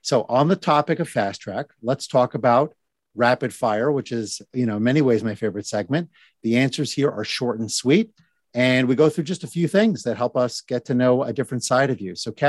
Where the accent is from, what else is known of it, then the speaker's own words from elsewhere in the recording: Birmingham, West Midlands, United Kingdom; A neat thing about growing up in Birmingham, Birmingham, UK, by the way, not Alabama.